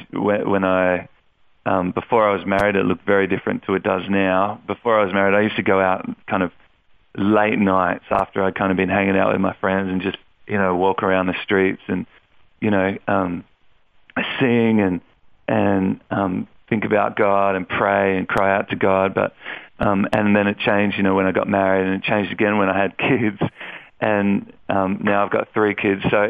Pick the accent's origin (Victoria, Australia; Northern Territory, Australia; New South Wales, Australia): Victoria, Australia; Melbourne; moved away as an adult; now in Sydney, Australia; I moved from Melbourne to Sydney after I finished high school